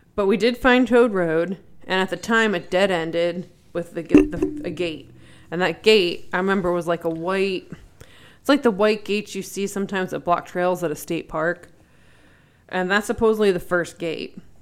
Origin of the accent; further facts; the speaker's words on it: York County, Pennsylvania, United States; the area I grew up in in York County, Pennsylvania.